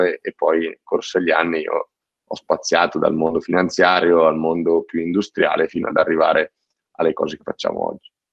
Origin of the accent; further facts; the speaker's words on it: province of Cremona, Lombardy, Italy; io vengo dalla provincia di Cremona